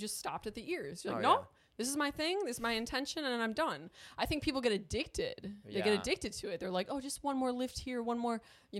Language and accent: English; Ireland; I'll get some Botox because I'm Irish and I'd be wrinkly as hell.